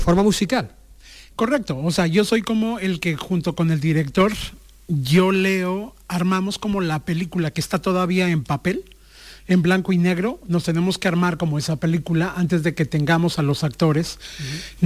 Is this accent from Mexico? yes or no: yes; Mexico; yo soy de México